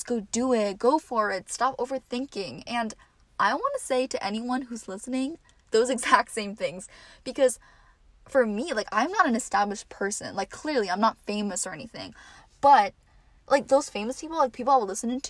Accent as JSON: {"language": "English", "region": "New Jersey", "country": "United States", "also_born_or_lived": "New York City", "said": "I am from New Jersey and I go to college in the city, New York City, and I am home for the semester"}